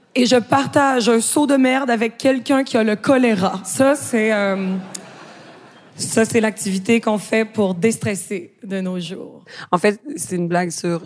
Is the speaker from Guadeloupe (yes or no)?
no; Quebec, Canada; accent: Québécois; je suis québécoise